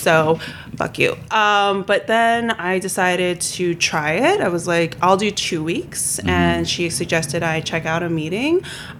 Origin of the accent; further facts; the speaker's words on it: Queens, New York, United States; also born or lived in Brooklyn; Raised in Queens.